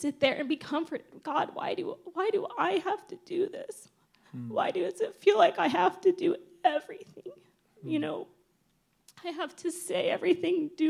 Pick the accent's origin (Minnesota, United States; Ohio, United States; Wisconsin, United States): Ohio, United States; moved away as an adult; also born or lived in Bali, Indonesia; I'm from Ohio